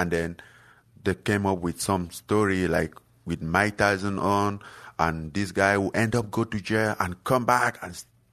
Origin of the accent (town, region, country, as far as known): Cameroon; born or raised there; moved away